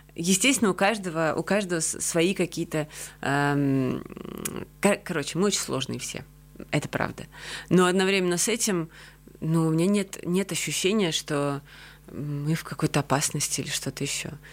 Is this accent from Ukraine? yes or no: no; Georgia; also born or lived in Russia; now in Riga, Latvia; Как человек, который вообще-то себя прежде всего ассоциирует с Грузией